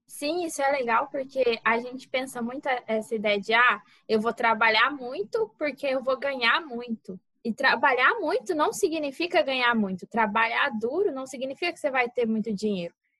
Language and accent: Portuguese; Mato Grosso do Sul, Brazil; moved away as an adult; now in Cáceres, Brazil; Eu sou do Mato Grosso do Sul